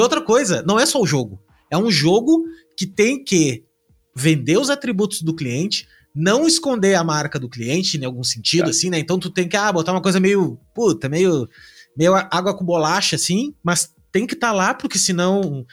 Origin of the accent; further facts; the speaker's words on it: Rio Grande do Sul, Brazil; eu sou do Rio Grande do Sul